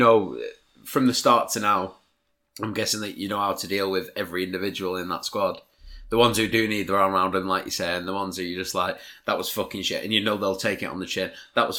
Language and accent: English; Preston, North West England, United Kingdom; We're both from Preston.